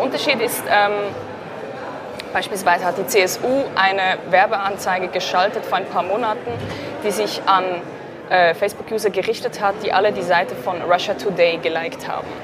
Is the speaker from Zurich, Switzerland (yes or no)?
yes; Zurich, Switzerland; ich komme aus Zürich.